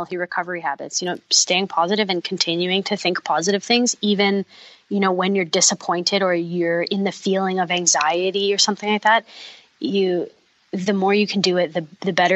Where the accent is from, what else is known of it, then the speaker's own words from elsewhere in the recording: Manitoba, Canada; I'm from Manitoba